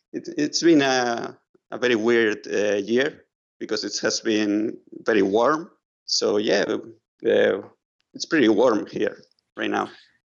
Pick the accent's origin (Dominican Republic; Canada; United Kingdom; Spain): Spain; Barcelona, Catalonia; I'm an illustrator from Barcelona